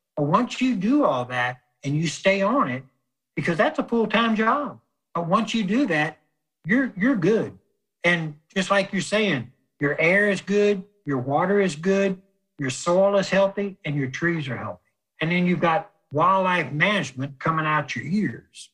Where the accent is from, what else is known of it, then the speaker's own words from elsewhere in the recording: South Louisiana, United States; Growing up in South Louisiana